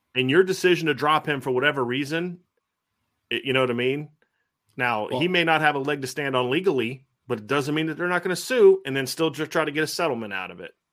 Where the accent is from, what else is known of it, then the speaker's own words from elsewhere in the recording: Lima, Ohio, United States; growing up in Lima, there's the Neil, Neil, Armstrong was from like right down the street where I'm from